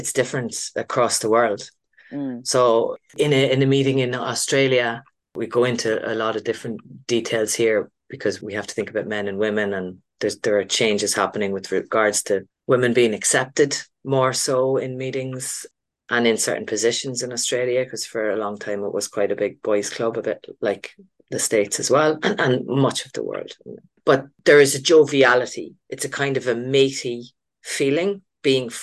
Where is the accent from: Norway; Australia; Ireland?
Ireland; I'm Irish